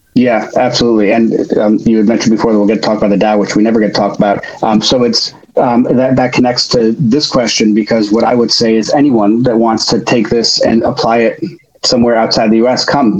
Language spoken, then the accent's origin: English; Chicago, Illinois, United States; now in New York City, United States; I grew up in Chicago